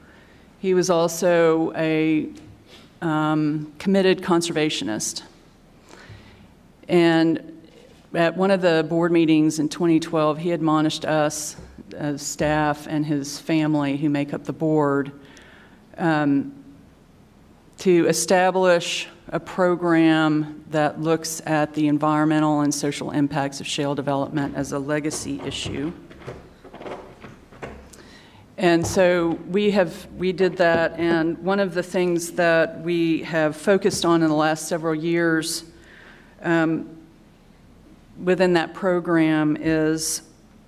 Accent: Midland, Texas, United States; moved away; I'm from Midland. My parents lived there up until about 4 years ago, for 45 years

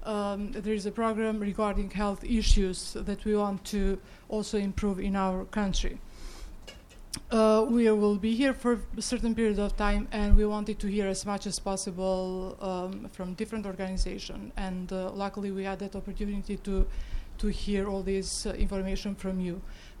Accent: Kosovo; English is a second language; I come from Kosovo, over the Atlantic, quite far.

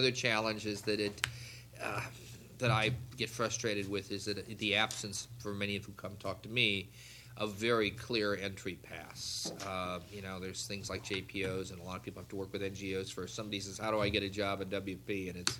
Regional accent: United States; there are jobs that I know I cannot apply for as an American

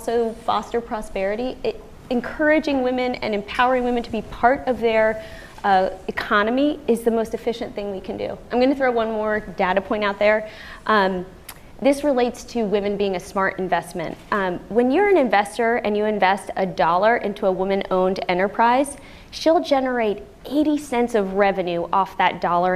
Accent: Washington, District of Columbia, United States; I'm from Washington, D.C.

